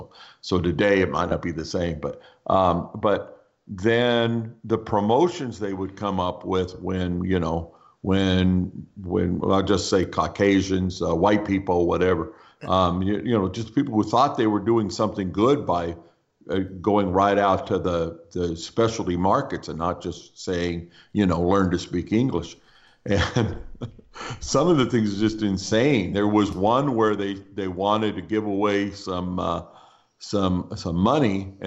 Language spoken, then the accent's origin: English; United States; one thing I know I am is an American. Like it or not, you know, it's, you know, I've got, you know, 6 decades of practice being an American.